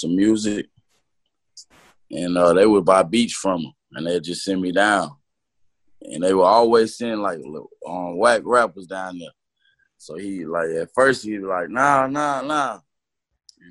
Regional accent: Huntsville, Alabama, United States; also born or lived in Boston, Massachusetts; I'm from Huntsville, Alabama.

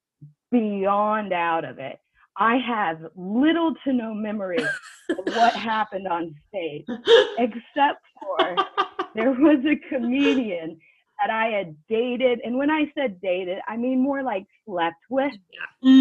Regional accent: United States; moved away as an adult; also born or lived in North Carolina / New York City; now in United Kingdom; I'm originally from America. I live in the UK

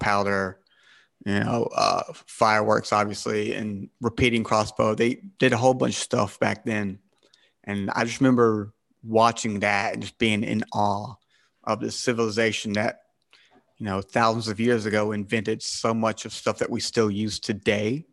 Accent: South Carolina, United States; I'm American, uh, from South Cal-, the state of South Carolina

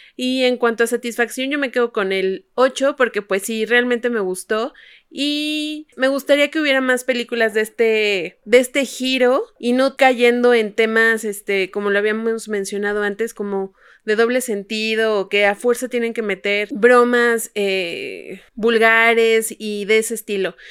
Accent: Mexico; tenemos compatriotas mexicanos

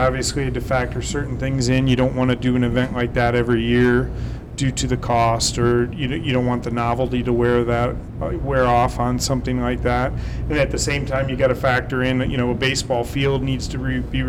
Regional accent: Philadelphia, Pennsylvania, United States; moved away as an adult; also born or lived in Arizona; now in Toledo, United States; I'm from the Philadelphia area

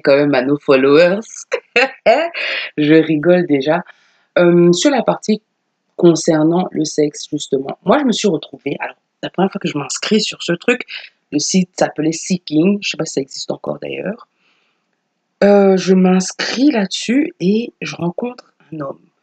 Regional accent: Cameroon; chez nous au Cameroun

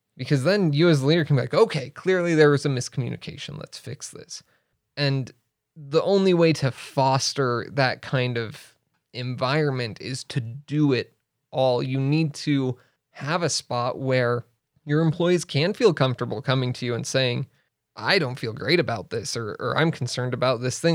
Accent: Riverton, Wyoming, United States; also born or lived in Arizona / Laramie, Wyoming / China; I grew up in Riverton. in Riverton, Wyoming, Central Wyoming. And I was there through high school.

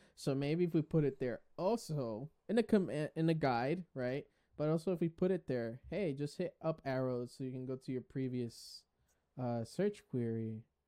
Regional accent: Puerto Rico; Boricua is something that us Puerto Ricans, we identify

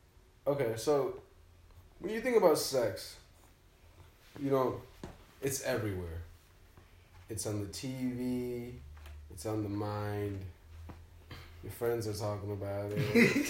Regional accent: Minnesota, United States; We're from Minnesota, bro.

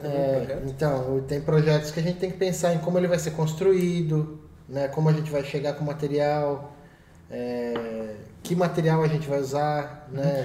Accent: Brazil; da cidade de Peró, que foi onde eu cresci

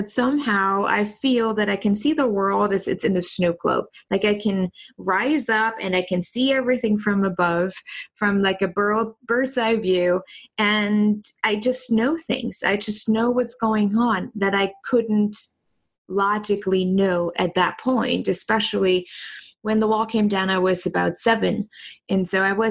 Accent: East Germany, Germany; moved away as an adult; also born or lived in New York / San Francisco; now in Indianapolis, United States; I grew up in East Germany

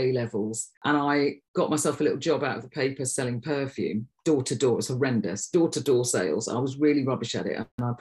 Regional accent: Derby, East Midlands, United Kingdom; moved away; also born or lived in Nottingham; And then we moved to Derby when I was 9. And that's probably where most of my memories are, because I was a teenager there.

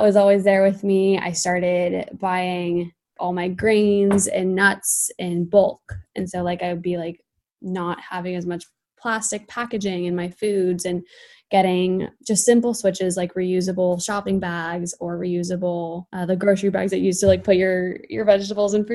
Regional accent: California, United States; I'm from California. And I think that has a huge play in me wanting to dive more into sustainability. I think, I mean, I grew up with it here a lot

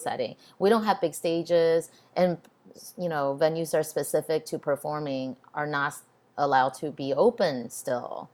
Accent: Texas, United States; also born or lived in Taiwan; I grew up in Texas where I grew up in a time where being Asian is not cool

